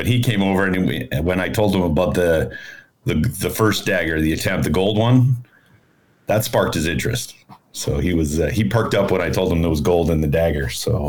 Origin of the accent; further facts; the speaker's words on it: Canada; we're both Canadian